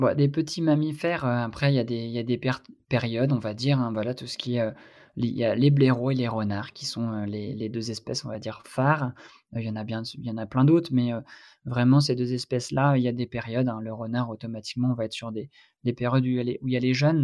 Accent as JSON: {"language": "French", "region": "Brittany", "country": "France", "said": "par chez moi en Bretagne"}